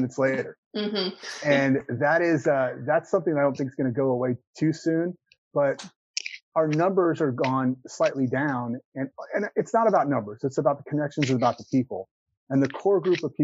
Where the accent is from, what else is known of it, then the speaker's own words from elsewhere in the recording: Houston, Texas, United States; now in Austin, United States; I've only been in Austin for 6 years, and I'm from Houston originally